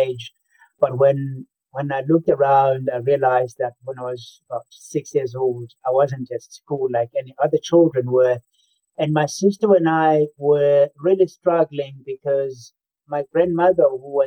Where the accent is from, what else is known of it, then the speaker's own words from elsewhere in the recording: Eswatini; also born or lived in South Africa; I grew up in 2 countries. First, it was rural South Africa, and then I moved on to rural Swaziland